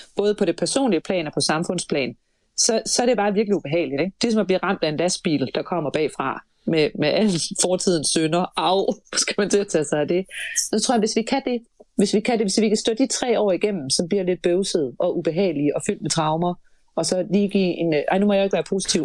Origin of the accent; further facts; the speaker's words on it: Denmark; vi kunne jo som danskere